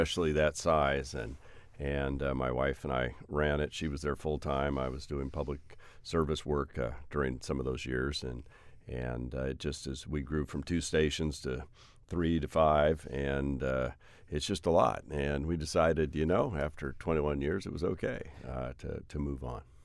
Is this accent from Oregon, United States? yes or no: yes; Hood River, Oregon, United States; also born or lived in The Dalles, Oregon; I was born in the Dalles, twenty miles away is Hood River.